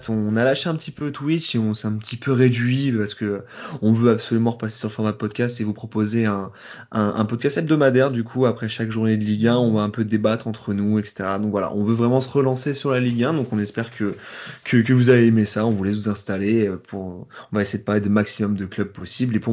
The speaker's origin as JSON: {"language": "French", "town": "Paris", "region": "Île-de-France", "country": "France", "said": "même si je suis parisien, en toute honnêteté, pour moi il y a penalty."}